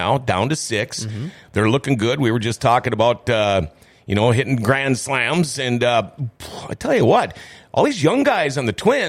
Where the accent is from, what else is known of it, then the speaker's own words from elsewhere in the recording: Minnesota, United States; born and raised in Minnesota, I have spent maybe a total of 5 years of my 58 years not being a Minnesota resident. Maybe 8 years.